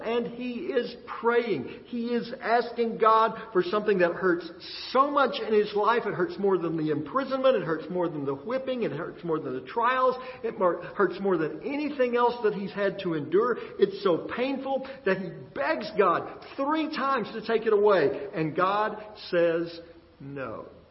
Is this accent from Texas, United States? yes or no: yes; Texas, United States; growing up in Texas